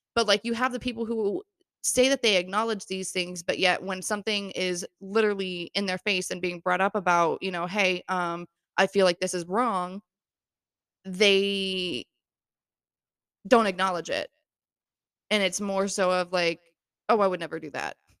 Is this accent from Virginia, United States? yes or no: no; Florida, United States; moved away as an adult; now in New York, United States; I was born and raised in Florida